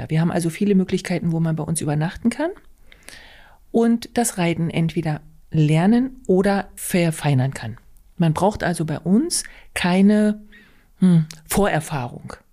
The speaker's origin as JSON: {"language": "German", "town": "Güssefeld", "region": "Saxony-Anhalt", "country": "Germany", "said": "Ähm, ich komme aus Güssefeld, das ist bei Kalbemilde in der schönen Altmark."}